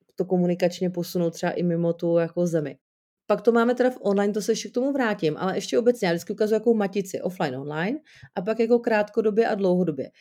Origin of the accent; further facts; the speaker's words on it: Jablonec nad Nisou, Liberec Region, Czechia; u nás v Jablonci, odkaď jsem